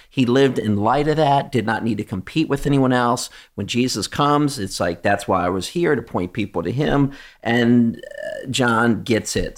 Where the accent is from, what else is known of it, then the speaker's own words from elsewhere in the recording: United States; we come from America